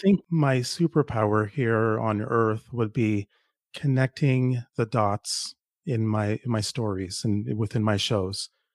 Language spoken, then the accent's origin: English; Toronto, Ontario, Canada; also born or lived in Jamaica; now in Ottawa, Canada; I live in Ottawa, but I, I grew up in Toronto. Originally, I'm from Jamaica. I grew up in Toronto.